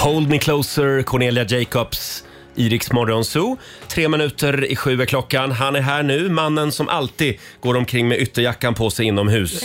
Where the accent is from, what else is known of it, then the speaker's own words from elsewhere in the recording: Sweden; vi är ju svenskar